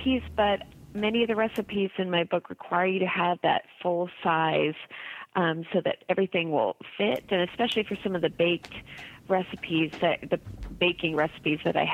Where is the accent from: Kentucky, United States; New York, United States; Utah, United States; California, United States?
California, United States; Berkeley; also born or lived in Indiana; I was born in Berkeley.